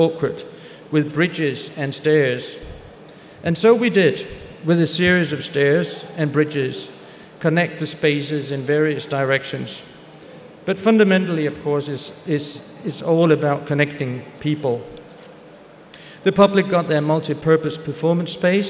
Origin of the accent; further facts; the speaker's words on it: Aarhus, Central Denmark Region, Denmark; back to Aarhus, my hometown, where I come from